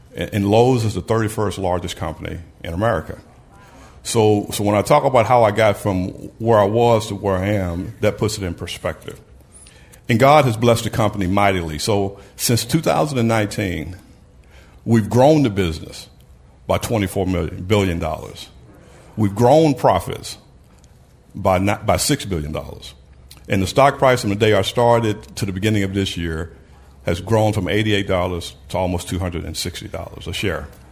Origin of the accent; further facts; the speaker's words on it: Brownsville, Tennessee, United States; I grew up in Brownsville, Tennessee